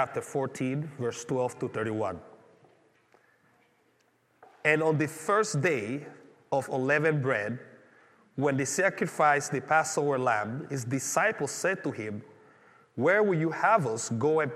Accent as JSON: {"language": "English", "country": "Panama", "tie": "born or raised there", "moved": "yes", "said": "growing up in Panama"}